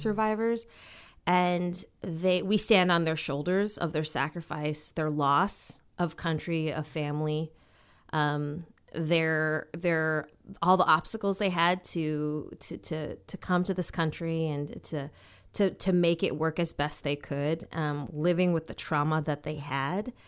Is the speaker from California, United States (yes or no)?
no; Minnesota, United States; also born or lived in Washington, D.C.; growing up for me was like, it was, um, in Minnesota. Um, I was born in Washington, D C. Then we moved to Minnesota